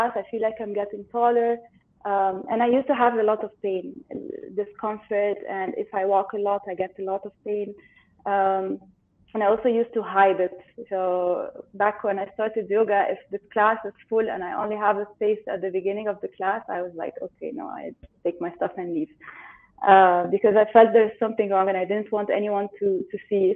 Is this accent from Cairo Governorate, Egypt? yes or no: yes; Cairo, Cairo Governorate, Egypt; I'm in Egypt. I'm from Egypt. In Cairo.